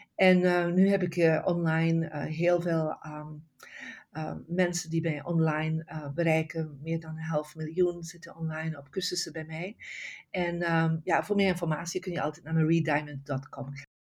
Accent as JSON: {"language": "Dutch", "town": "Bruges", "region": "Flanders", "country": "Belgium", "tie": "born or raised there", "moved": "yes", "lives_now": "California, United States", "said": "ik ben oorspronkelijk van België, van een prachtig stadje uh, Brugge in West-Vlaanderen."}